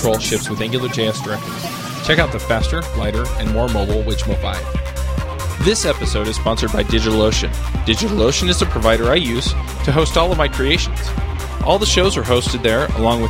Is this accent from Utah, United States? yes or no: yes; Salt Lake City, Utah, United States; in Salt Lake City. It's my hometown